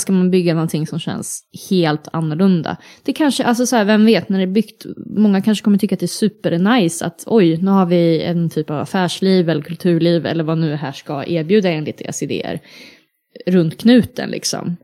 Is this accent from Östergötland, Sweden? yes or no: yes; Linköping, Östergötland, Sweden; now in Uppsala, Sweden; hemma i Linköping